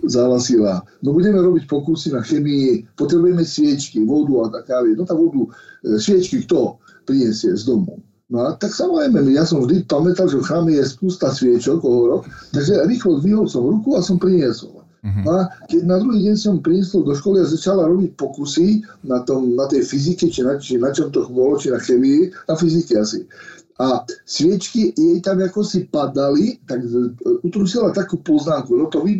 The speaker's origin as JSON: {"language": "Slovak", "town": "Lastomír", "region": "Košice Region", "country": "Slovakia", "tie": "born or raised there", "also_born_or_lived": "Michalovce / Moscow", "said": "ja som sa narodil v Michalovciach, uh, moje, je, tak udáva e, dokumentov, ale celý život som prežil v Lastomíri, kde bol môj otec s prácom farnosti"}